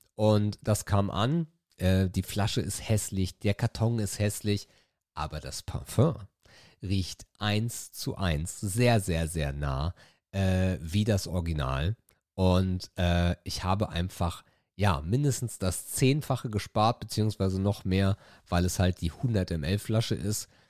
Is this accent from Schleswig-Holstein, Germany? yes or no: yes; Itzehoe, Schleswig-Holstein, Germany; bei uns in Itzehoe